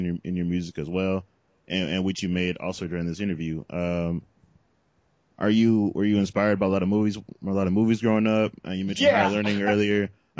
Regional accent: Bay Area, California, United States; I'm also from the Bay Area.

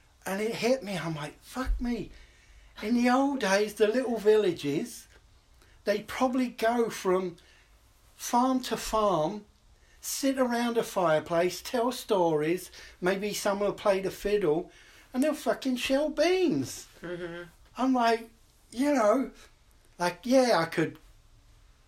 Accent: London, United Kingdom; also born or lived in New York City, United States; now in Portland, United States; I grew up in London

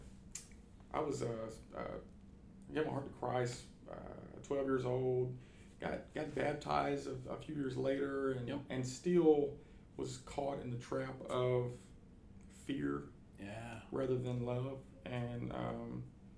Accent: Luverne, Alabama, United States; moved away; also born or lived in Oklahoma / Greenwood, Arkansas; grew up outside of Luverne, Alabama

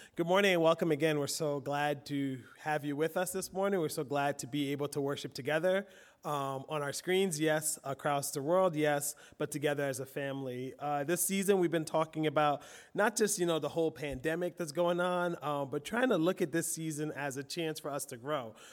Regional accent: Philadelphia, Pennsylvania, United States; I grew up in Philly.

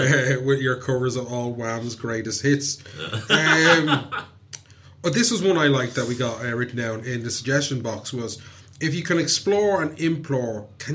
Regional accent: Dublin, Leinster, Ireland; I'm from Talla. It's very different to Kerry.

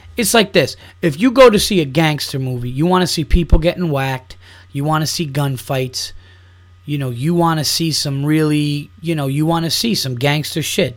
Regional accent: New York, United States; growing up in New York, it is so much into Yankees, Knicks, and Giants

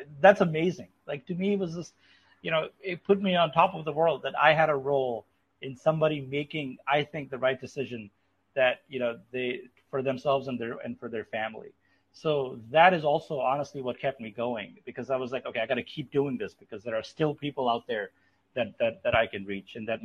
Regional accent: Pakistan; moved away; I'm from Pakistan

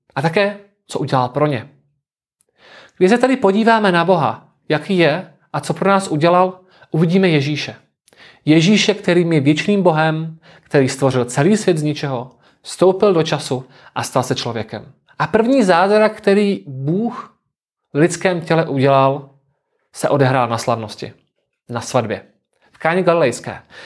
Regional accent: South Moravian Region, Czechia; pocházím z Jižní Moravy, konkrétně z jednoho z tamních vinařských regionů

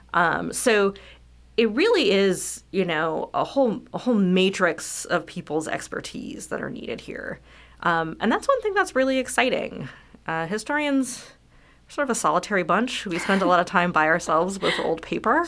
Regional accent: California, United States; also born or lived in Southwest Virginia / Michigan; now in Lexington, United States; I actually am from California

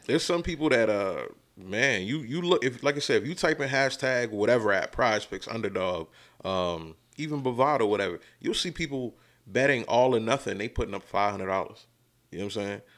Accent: New York, United States; as a kid growing up in New York in the beginning

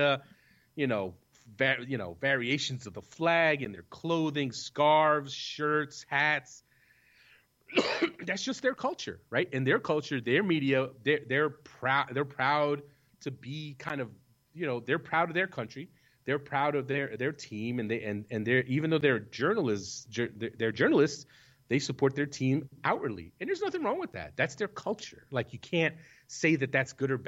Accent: United States; I am an American

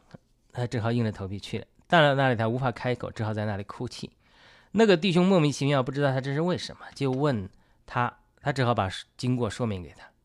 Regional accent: China; 我们中国人

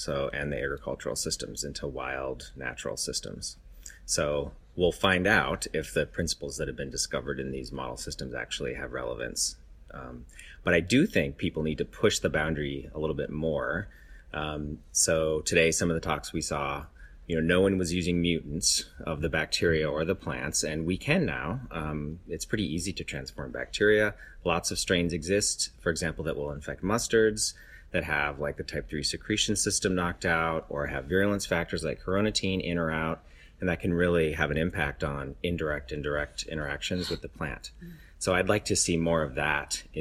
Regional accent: Minnesota, United States; now in Berkeley, United States; I'm from Minnesota.

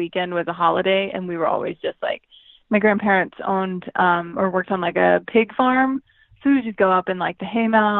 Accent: Indiana, United States; I'm from Indiana. I'm Midwest also.

